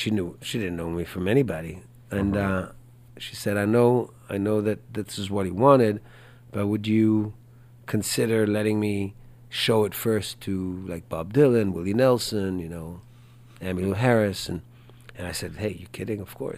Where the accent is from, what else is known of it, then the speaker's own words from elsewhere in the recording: Israel; also born or lived in Spain; now in Houston, United States; Because I come from Israel, but I lived in Spain too